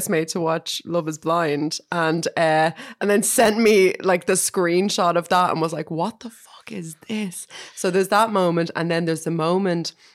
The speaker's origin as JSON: {"language": "English", "country": "Ireland", "said": "as an Irish person"}